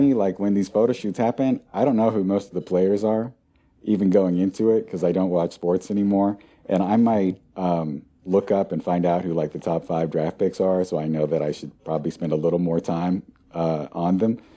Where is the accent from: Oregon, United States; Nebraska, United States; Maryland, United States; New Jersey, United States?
Oregon, United States; near Portland; I grew up near Portland, Oregon